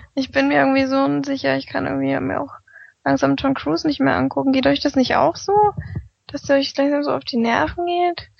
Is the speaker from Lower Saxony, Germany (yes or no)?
no; near Meiningen, southern Thuringia, Germany; sind wir aus Südthüringen, aus der Nähe Meiningen